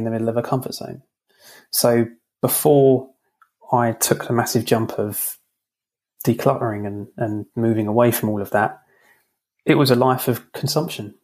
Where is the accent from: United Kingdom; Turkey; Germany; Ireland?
United Kingdom; London; I'm from London